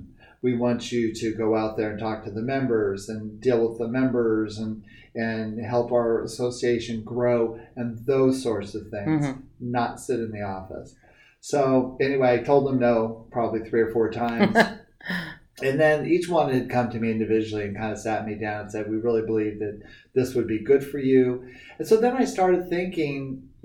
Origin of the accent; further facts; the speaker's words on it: San Jose, California, United States; I grew up in San Jose.